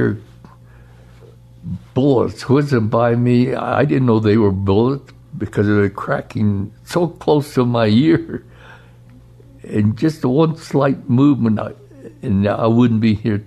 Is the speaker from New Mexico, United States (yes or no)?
yes; Gallup, New Mexico, United States; I was born in Gallup, New Mexico, in October 6, 1925